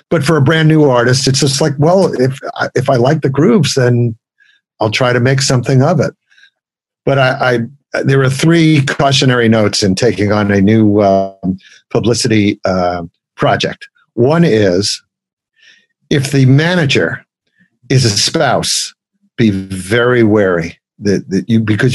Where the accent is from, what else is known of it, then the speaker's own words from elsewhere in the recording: New York City, New York, United States; As a kid growing up in Brooklyn